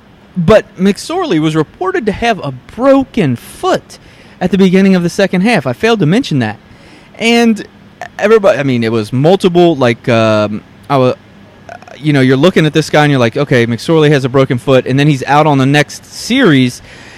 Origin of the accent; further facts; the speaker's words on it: Kentucky, United States; I'm from Northern Kentucky, the Cincinnati area.